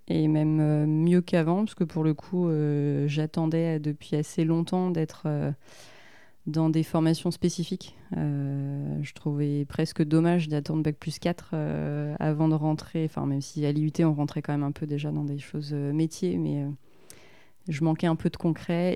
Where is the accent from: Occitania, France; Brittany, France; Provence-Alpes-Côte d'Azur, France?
Brittany, France; Rennes; also born or lived in Finistère; je suis née à Rennes. j'ai vécu un peu dans le Finistère et je suis revenue à Rennes après pour les études. Donc, effectivement, famille, famille bretonne